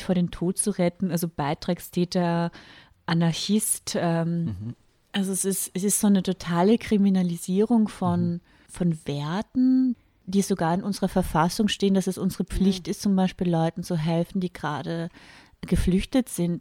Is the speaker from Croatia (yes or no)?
no; Carinthia, Austria; ich bin in Kärnten yeah. geboren